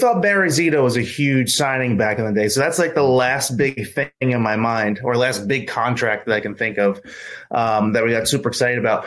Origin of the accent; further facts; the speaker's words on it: New Jersey, United States; I'm from New Jersey. I was born and raised there.